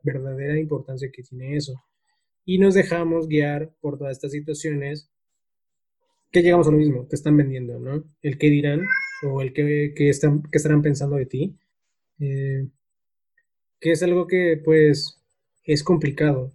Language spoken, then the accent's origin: Spanish; Mexico; nosotros como, como mexicanos